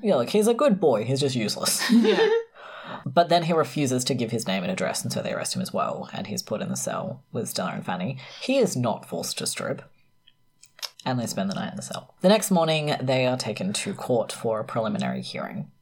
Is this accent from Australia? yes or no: yes; South Australia, Australia